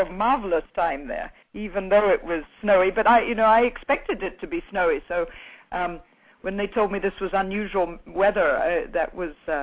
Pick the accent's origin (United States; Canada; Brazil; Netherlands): Brazil; I was brought up in Brazil my father was a cattle rancher, and I was had the great good fortune of being brought up on a farm